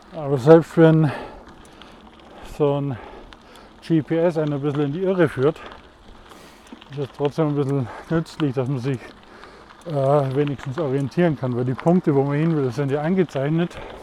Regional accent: Swabia, Bavaria, Germany; accent: Swabian; wie ihr vielleicht an meinem Dialekt erkennt, ich komme aus dem Schwaberlindli

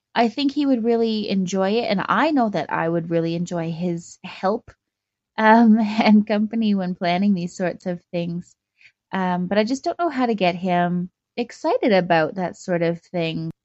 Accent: Calgary, Alberta, Canada; I'm from Calgary in Canada.

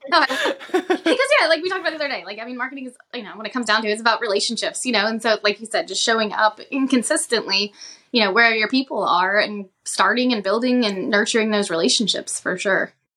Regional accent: right outside of New Orleans, Louisiana, United States; moved away; I grew up in, um, right outside of New Orleans

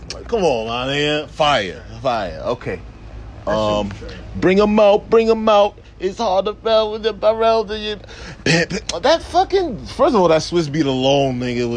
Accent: New York, United States; being a New Yorker

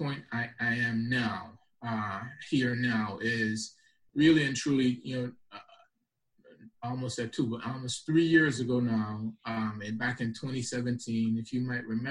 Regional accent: U.S. Virgin Islands; moved away; also born or lived in Antigua; Eastern Caribbean island called Antigua and raised in St. Thomas, U.S. Virgin Islands.

